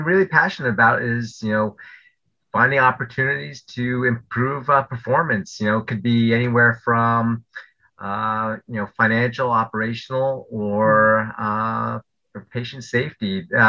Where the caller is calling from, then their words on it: Millburn, New Jersey, United States; I'm joining you from New Jersey. I live in New Jersey, town called Millburn, New Jersey. People might know it by the mall that's near us, Short Hills Mall.